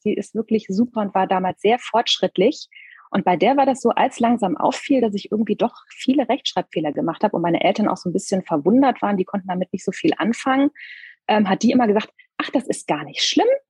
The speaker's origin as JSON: {"language": "German", "area": "small town near Koblenz", "region": "Rhineland-Palatinate", "country": "Germany", "tie": "born or raised there", "said": "ich bin in Rheinland-Pfalz zur Schule gegangen"}